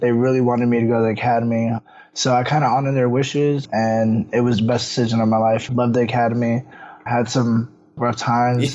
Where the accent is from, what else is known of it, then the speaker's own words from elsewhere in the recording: Woodbridge, Virginia, United States; I'm from Woodbridge, Virginia, born and raised.